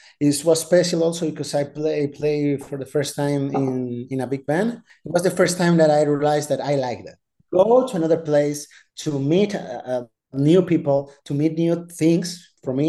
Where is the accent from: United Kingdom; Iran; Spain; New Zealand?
Spain; Balearic Islands; English is a second language; moved away as an adult; outside of Spain was to go to Chicago. That was scary too. 18 years old, 19 years old, also. And I didn't speak English at all.